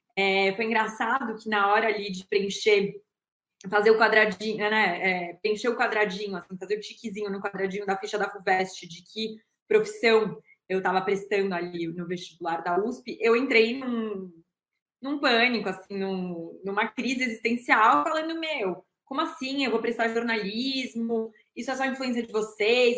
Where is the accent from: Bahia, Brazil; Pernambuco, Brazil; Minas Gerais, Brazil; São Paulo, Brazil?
São Paulo, Brazil; nasci em janeiro de 1988 em São Paulo